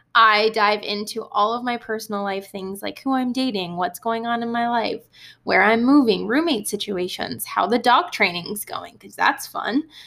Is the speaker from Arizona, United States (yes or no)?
no; Ohio, United States; growing up in Ohio for a bit